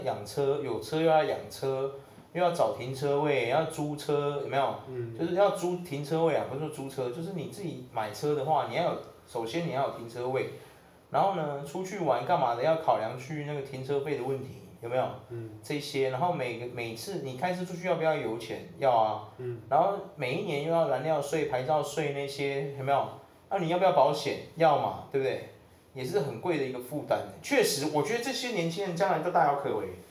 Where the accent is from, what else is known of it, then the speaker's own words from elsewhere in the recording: Taiwan; 我们台湾人